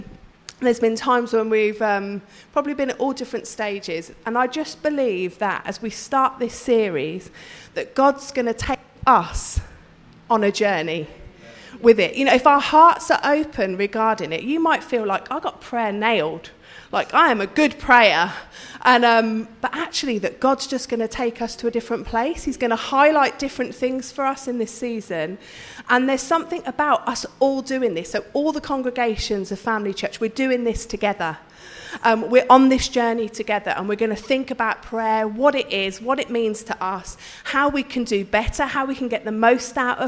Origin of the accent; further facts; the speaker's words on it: Birmingham, West Midlands, United Kingdom; We went to Catholic schools. They were the better schools in Birmingham